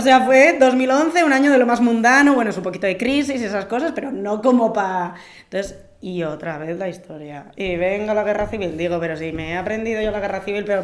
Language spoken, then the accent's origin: Spanish; Basque Country, Spain; mi tierra